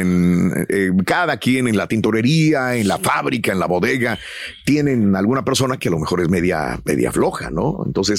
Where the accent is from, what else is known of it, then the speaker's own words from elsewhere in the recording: Mexico; now in United States; somos mexicanos